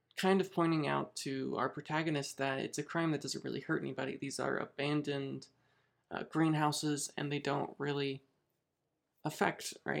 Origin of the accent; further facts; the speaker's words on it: Noblesville, Indiana, United States; my hometown here in Noblesville, Indiana